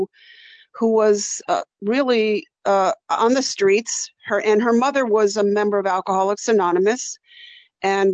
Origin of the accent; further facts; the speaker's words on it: San Francisco Bay Area, California, United States; growing up in the San Francisco Bay Area